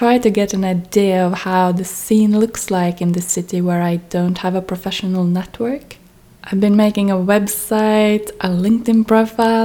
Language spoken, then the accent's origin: English; Norway; moved away as an adult; also born or lived in Manchester / Amsterdam / Tromsø; I was born and raised in Norway